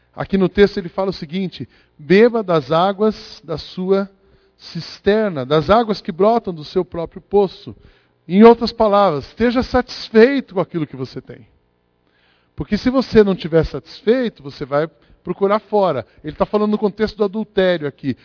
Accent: Brazil; vivo no Brasil. Sou brasileiro, com muito orgulho

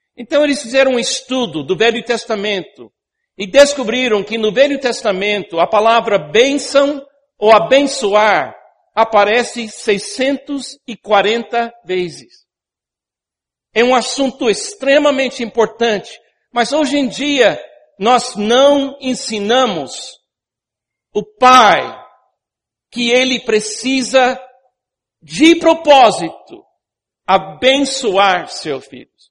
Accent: United States; Portuguese is a second language; moved away as an adult; now in Brazil; eu fui criado numa cultura nos Estados Unidos onde toque não é muito popular

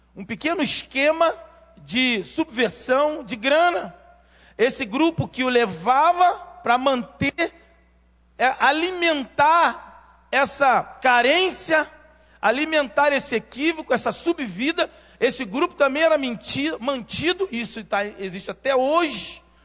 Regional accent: Rio de Janeiro, Brazil; eu nasci em Realengo nasci em Realengo, cresci em Realengo e depois saí para o mundo

